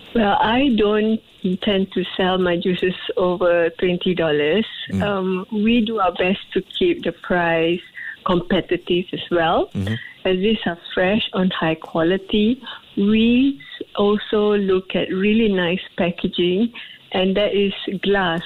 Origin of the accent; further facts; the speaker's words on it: Singapore; I'm a Singaporean